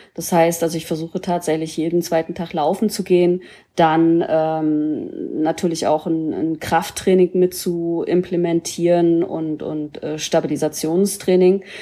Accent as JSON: {"language": "German", "region": "Mecklenburg-Vorpommern", "country": "Germany", "moved": "yes", "said": "ich komme ja ursprünglich aus Mecklenburg-Vorpommern"}